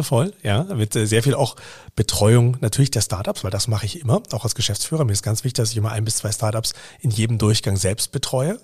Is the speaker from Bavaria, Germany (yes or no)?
yes; Bavaria, Germany; moved away; ich komme aus Bayern ursprünglich